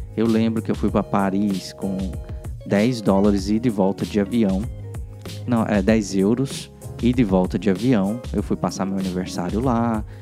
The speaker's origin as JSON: {"language": "Portuguese", "town": "Goiânia", "region": "Goiás", "country": "Brazil", "tie": "born or raised there", "also_born_or_lived": "Porto Velho, Rondônia / Brasília / Portugal", "moved": "as an adult", "lives_now": "United States", "said": "eu sou goiano, né? Eu nasci em Goiânia, morei em outra cidade, morei em Porto Velho, Rondônia, depois morei, voltei para Goiânia"}